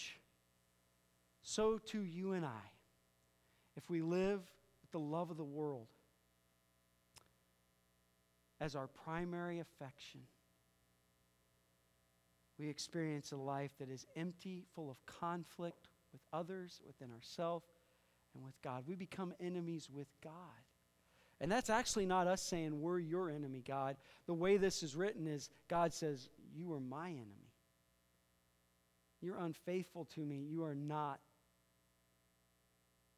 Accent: Iowa, United States; I'm from Iowa, man. Every other station's country

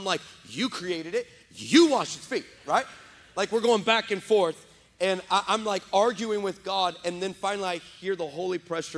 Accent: West Texas, United States; now in San Antonio, United States; I was raised in West Texas.

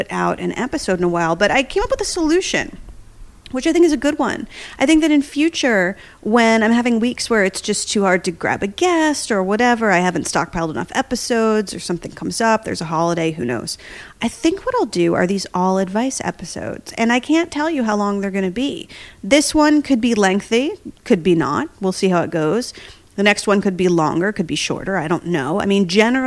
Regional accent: New Jersey, United States; now in New York City, United States; I'm from Jersey

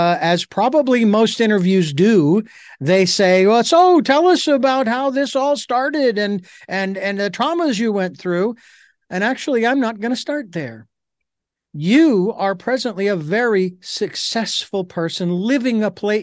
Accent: Phoenix, Arizona, United States; I of course grew up in rural or urban, I should say, Phoenix, Arizona

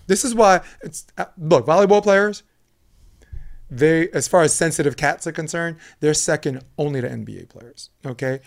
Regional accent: New York City, New York, United States; moved away; also born or lived in Manhattan Beach; I'm from Flatbush, Brooklyn

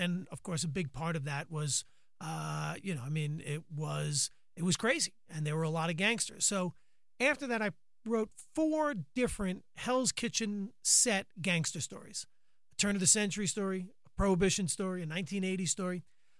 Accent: Long Island, New York, United States; now in Manhattan, United States; once I moved into Manhattan from Long Island in 1990, and I had no money, I would just walk around the city.

